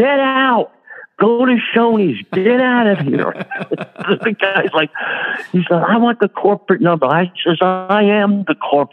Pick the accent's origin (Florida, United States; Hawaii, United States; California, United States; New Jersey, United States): New Jersey, United States; Fairfield; also born or lived in Newark, New Jersey / Bloomfield, New Jersey; I was born in Newark. We moved to Bloomfield. Then we settled in Fairfield